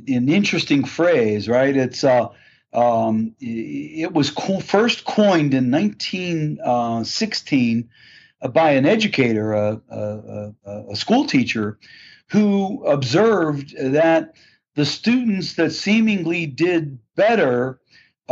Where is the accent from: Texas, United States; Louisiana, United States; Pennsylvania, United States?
Pennsylvania, United States; Pittsburgh; I hail from Pittsburgh, Pennsylvania, and grew up here in the Steel City, and still live here